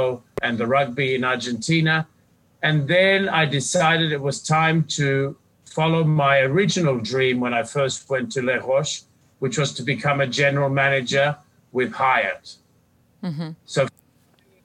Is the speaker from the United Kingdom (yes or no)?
no; Fiji; also born or lived in Australia / Sydney, Australia; now in Punta Mita, Mexico; I was born and brought up in the Fiji Islands just over 50 years ago, educated in Australia